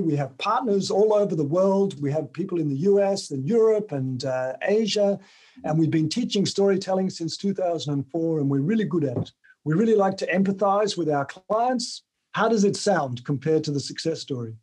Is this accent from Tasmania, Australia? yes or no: yes; Tasmania, Australia; moved away as an adult; also born or lived in United Kingdom; I grew up in Tasmania